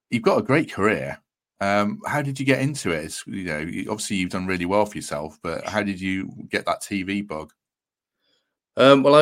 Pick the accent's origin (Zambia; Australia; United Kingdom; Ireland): United Kingdom; Grimsby, Yorkshire and the Humber; born or raised there